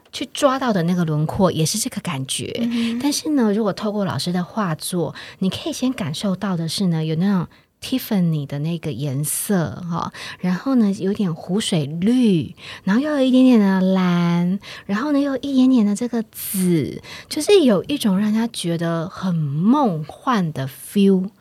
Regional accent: Taiwan; 像我们台湾人一样，秋天是很肃杀

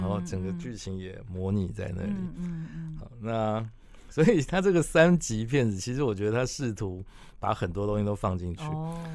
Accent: Taiwan; 就我就是台湾长大的，我老婆嗯哼。也台湾人

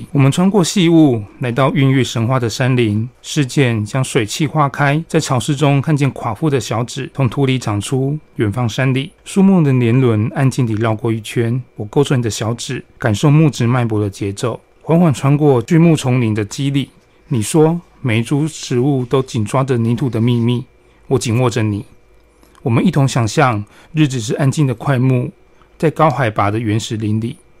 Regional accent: Chiayi, Taiwan; 然后大家问我都会说啊，你们你家住离阿里山很近啊？没有，这错误概念。家住嘉义不会离阿里山很近

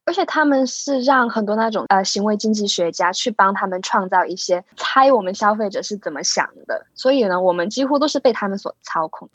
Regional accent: Hong Kong; 我来自香港，是位准物理治疗学生

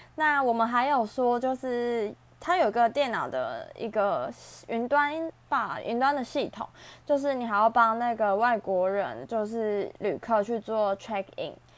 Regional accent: Taiwan; 身为像台湾人

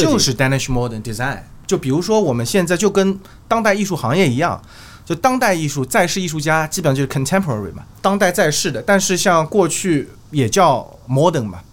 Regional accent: Shanghai, China; 我们上海人叫老头儿

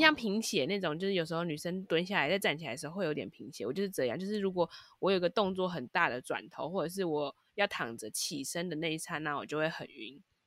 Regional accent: Taipei, Taiwan; 因为我们是台北人

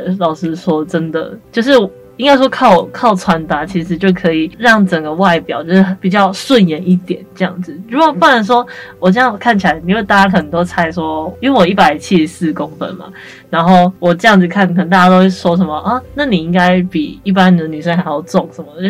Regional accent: Tainan, Taiwan; 然后这段时间我就都在台南，因为我台南人，然后都留在台南

